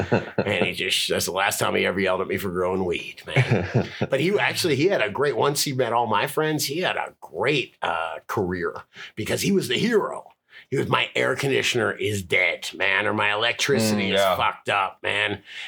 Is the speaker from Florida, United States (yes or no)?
yes; Florida, United States; So I'm from Florida, behaves like I'm from Colorado, and sounds like I'm from Venice Beach.